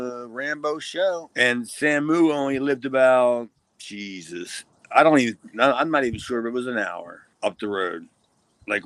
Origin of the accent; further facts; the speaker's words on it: Columbus, Ohio, United States; Stop. I'm from Columbus, Ohio.